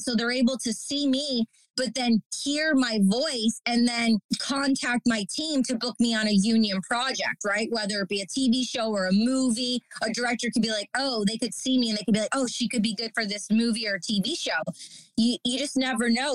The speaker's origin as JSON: {"language": "English", "town": "Detroit", "region": "Michigan", "country": "United States", "tie": "born or raised there", "moved": "yes", "lives_now": "New York, United States", "said": "I'm from Detroit, Michigan, and I grew up in the Detroit electronic music scene"}